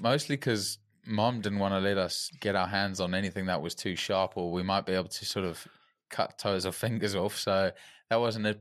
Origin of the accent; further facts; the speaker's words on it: Johannesburg, Gauteng, South Africa; moved away; growing up in South Africa